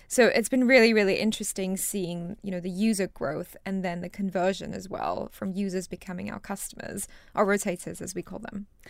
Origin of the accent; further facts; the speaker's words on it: Singapore; moved away as an adult; also born or lived in Rajasthan, India / United States; now in United Kingdom; I moved to Singapore with my family when I was two and a half years old. and I grew up in Singapore and stayed there, I guess, until university.